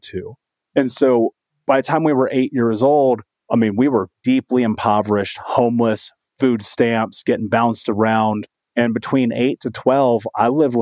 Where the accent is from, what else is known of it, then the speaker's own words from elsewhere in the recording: Indianapolis, Indiana, United States; growing up in Indianapolis in Indiana